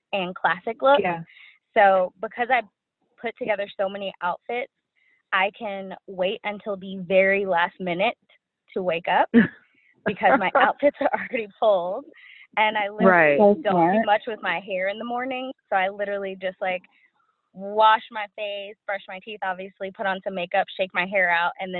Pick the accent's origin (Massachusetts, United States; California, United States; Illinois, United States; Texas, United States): Texas, United States; Dallas; I'm from Dallas. I know. There's not very many of us